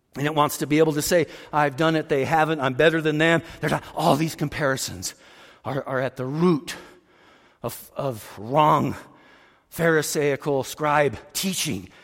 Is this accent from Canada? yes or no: no; Roswell, New Mexico, United States; born or raised there